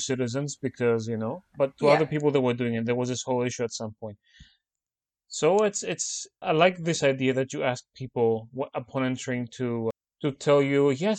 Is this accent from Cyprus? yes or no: yes; Cyprus; now in Brussels, Belgium; We're two Cypriots living and working in Lisbon and Brussels